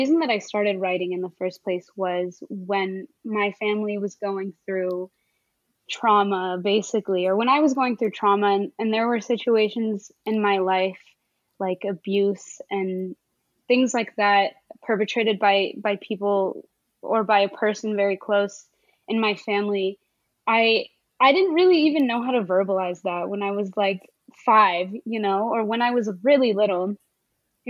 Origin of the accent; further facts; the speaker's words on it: suburb of Dallas, Texas, United States; also born or lived in Connecticut / California; I did most of my growing up in Texas